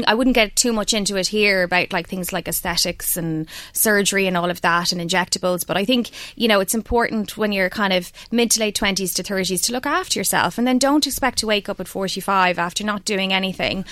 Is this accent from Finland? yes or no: no; Ireland; we're Irish